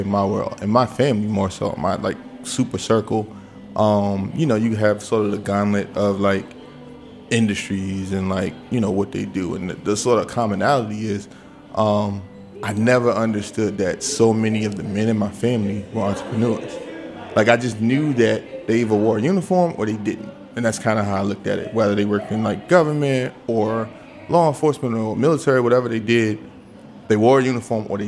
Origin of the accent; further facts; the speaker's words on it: Washington, District of Columbia, United States; I'm like, Southwest.